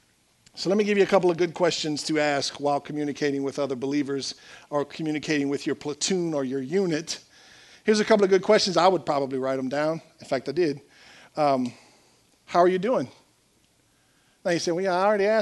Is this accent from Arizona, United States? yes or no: no; South Louisiana, United States; We're from South Louisiana